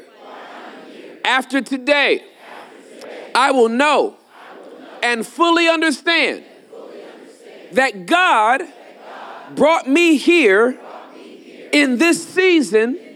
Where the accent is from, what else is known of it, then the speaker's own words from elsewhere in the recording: Southern California, United States; I am from California, born and raised Southern California